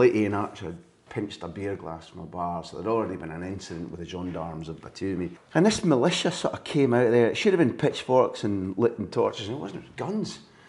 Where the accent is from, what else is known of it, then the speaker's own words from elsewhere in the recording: Croy, Scotland, United Kingdom; I was born and brought up in Croy.